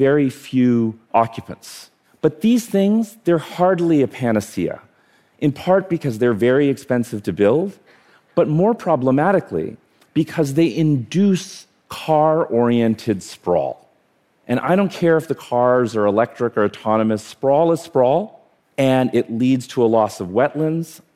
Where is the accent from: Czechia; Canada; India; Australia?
India; now in New York City, United States; I was born in India.